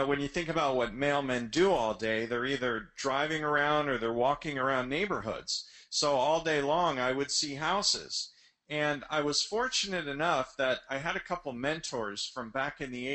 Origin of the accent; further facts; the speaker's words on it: the New York area, United States; moved away as an adult; now in South Florida, United States; I grew up in the New York area